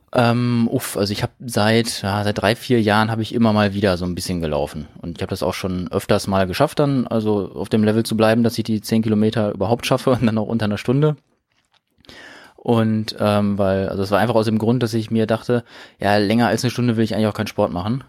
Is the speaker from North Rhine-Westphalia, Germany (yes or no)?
yes; Detmold, North Rhine-Westphalia, Germany; now in Bielefeld, Germany; ich bin äh, gebürtiger Detmolder